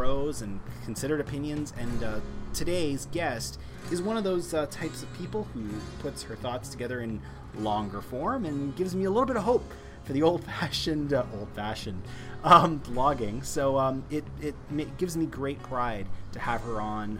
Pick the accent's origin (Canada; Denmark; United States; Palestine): Canada; Toronto, Ontario; my hometown of Toronto